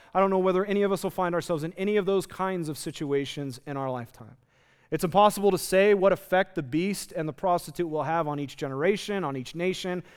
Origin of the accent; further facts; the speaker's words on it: United States; our situation as American Christians in the 21st century